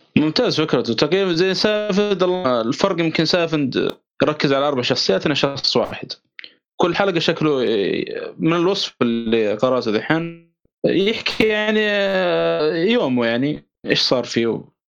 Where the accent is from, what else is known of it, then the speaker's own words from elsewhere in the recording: Saudi Arabia; عندنا في السعوديه